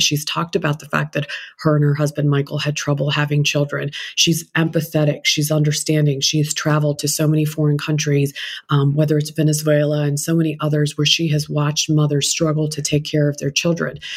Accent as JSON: {"language": "English", "country": "India", "moved": "yes", "lives_now": "United States", "said": "I'm an Indian immigrant"}